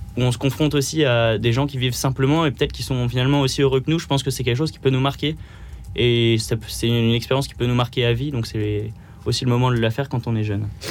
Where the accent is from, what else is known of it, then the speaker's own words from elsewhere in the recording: Pas-de-Calais, Hauts-de-France, France; moved away as an adult; now in Paris, France; je viens du Pas-de-Calais